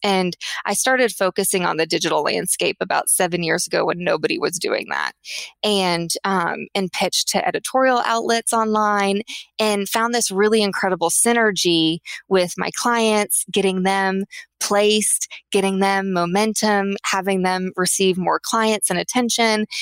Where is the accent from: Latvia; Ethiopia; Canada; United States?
United States; Tulsa, Oklahoma; I grew up in Tulsa, Oklahoma.